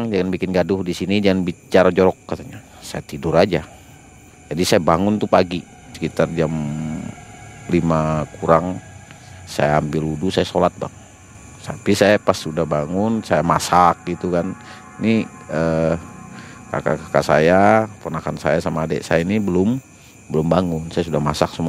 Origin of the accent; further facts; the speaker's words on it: Kalimantan, Indonesia; namanya kita nih orang Dayak juga kan Kalimantan ini kan ada juga yang berani-beranilah begitu ya kan